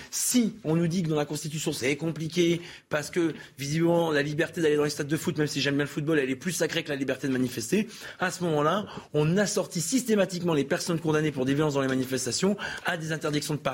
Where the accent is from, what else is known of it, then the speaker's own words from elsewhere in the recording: Hauts-de-France, France; trop jeune, moi. Mais je suis du Nord, j'ai aussi